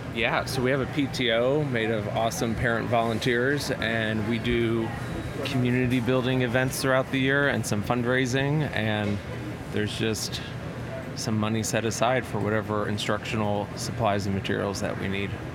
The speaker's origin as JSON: {"language": "English", "town": "Chicago", "region": "Illinois", "country": "United States", "moved": "yes", "lives_now": "Nashville, United States", "said": "I'm from South Side of Chicago"}